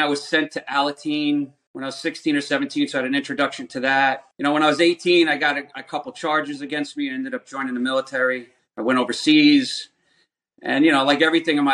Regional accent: Rockland County, New York, United States; I grew up in Rockland County.

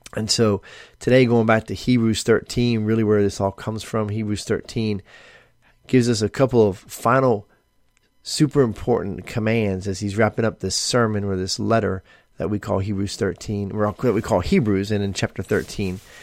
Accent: United States; we as American Christians

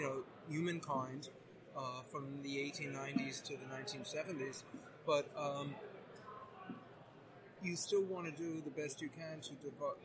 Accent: New York, United States; I grew up in New York

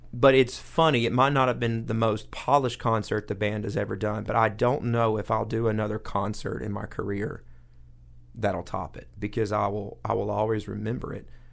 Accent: Coweta County, Georgia, United States; I grew up in Coweta County

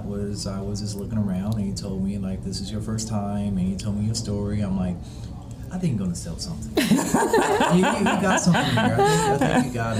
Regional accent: Los Angeles, California, United States; I'm a filmmaker. I'm originally from Los Angeles, California.

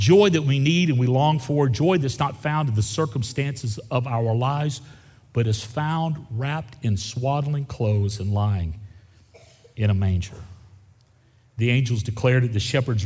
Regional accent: Gulf Coast of Florida, United States; I grew up on the Gulf Coast of Florida

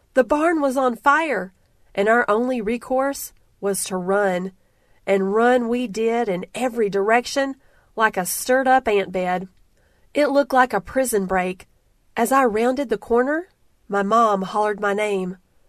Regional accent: Alabama, United States; I grew up in the South, in the backwoods, off the banks of the Alabama River, chasing lightning bugs, fishing for catfish, and riding bikes till dusk.

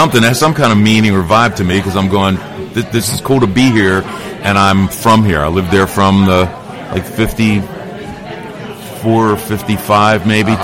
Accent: Dundalk, Maryland, United States; born or raised there

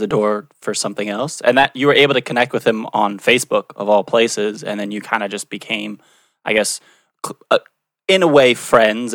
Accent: Washington, District of Columbia, United States; I'm from Washington, D.C.

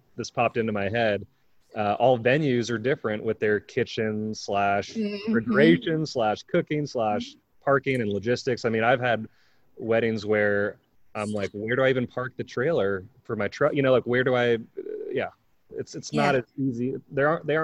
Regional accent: Northern California, United States; also born or lived in North Carolina; now in Asheville, United States; I grew up in California, where it was Northern California mostly

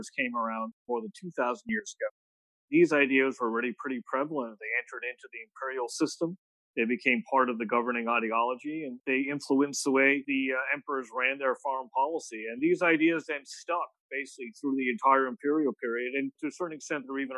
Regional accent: United States; I'm American

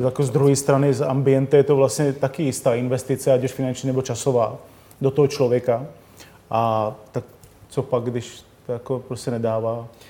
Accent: Czechia; jsme Češi přece jenom

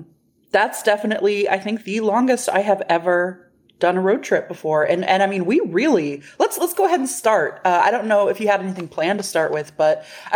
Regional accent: Texas, United States; we're from Texas, and we have been other places.

